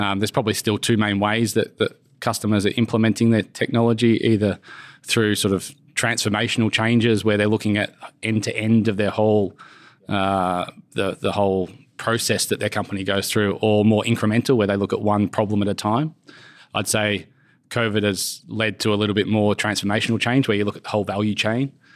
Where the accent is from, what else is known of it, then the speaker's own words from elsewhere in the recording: Brisbane, Queensland, Australia; moved away as an adult; also born or lived in United Kingdom / Switzerland; my hometown drew me back. So I went to Brisbane